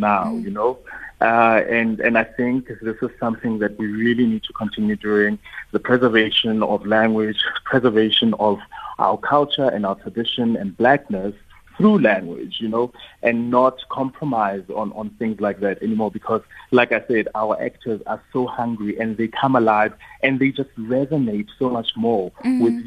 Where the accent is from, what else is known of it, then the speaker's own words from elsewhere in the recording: Seleteng, Mphahlele, Limpopo, South Africa; I also come from Mphahlele, you know. I was born in Seleteng, Mphahlele